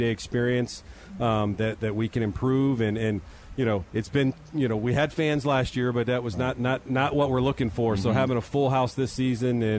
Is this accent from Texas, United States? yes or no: yes; Texas, United States; I'm a Texan